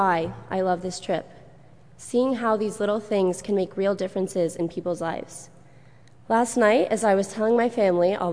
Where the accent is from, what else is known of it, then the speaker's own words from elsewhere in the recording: Ridgefield, United States; I grew up in Ridgefield